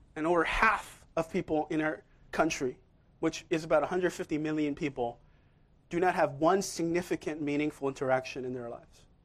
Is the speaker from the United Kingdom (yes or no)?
no; Seoul, South Korea; moved away; I'm from Seoul myself. I was born there.